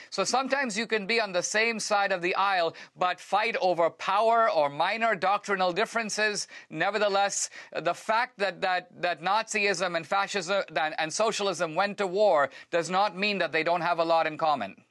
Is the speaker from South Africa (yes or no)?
no; India; moved away; I come from India